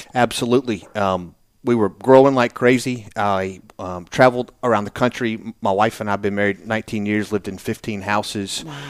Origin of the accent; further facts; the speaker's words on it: Birmingham, Alabama, United States; also born or lived in Naples, Florida; now in Nashville, United States; I grew up in Birmingham.